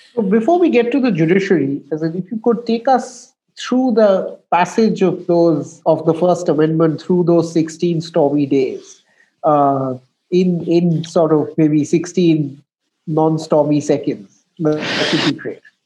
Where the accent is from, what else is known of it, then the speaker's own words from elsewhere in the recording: Kolkata, West Bengal, India; When I was growing up in Calcutta in the late 80s and 90s